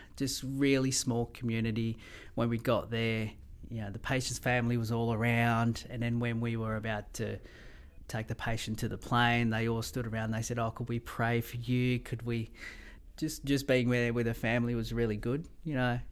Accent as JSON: {"language": "English", "town": "Melbourne", "region": "Victoria", "country": "Australia", "tie": "born or raised there", "also_born_or_lived": "Mauritius / Gove", "moved": "as an adult", "lives_now": "Rockhampton, Australia", "said": "I grew up in Melbourne, love Melbourne"}